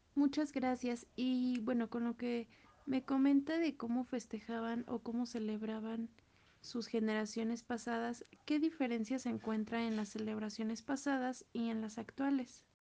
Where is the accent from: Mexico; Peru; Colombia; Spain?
Mexico; somos mexicanos y como mexicanos nunca debemos de olvidar pues el origen